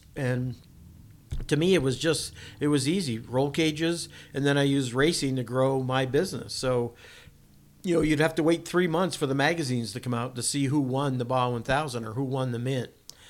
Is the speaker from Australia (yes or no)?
no; East Coast, United States; But because I grew up on the East Coast, I couldn't send my shocks out to get rebuilt.